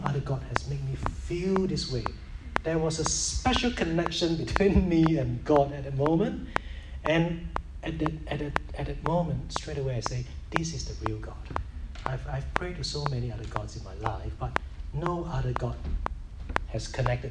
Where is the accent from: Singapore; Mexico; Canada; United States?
Singapore; I was brought up in Singapore